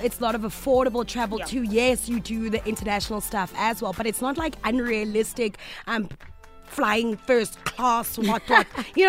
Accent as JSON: {"language": "English", "country": "South Africa", "said": "but I find that because we come from South Africa, and we're always so careful."}